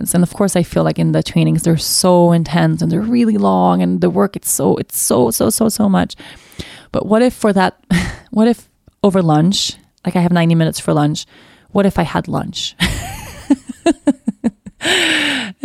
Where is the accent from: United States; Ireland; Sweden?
Sweden; I come from Sweden, but I've always been interested to know more about my ancestry.